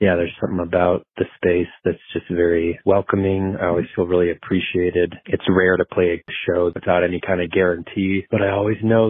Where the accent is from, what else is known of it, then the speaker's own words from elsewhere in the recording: Boulder, Colorado, United States; also born or lived in Austin, Texas; born and raised mostly in the Boulder area. I was born in Austin, Texas, moved here when I was little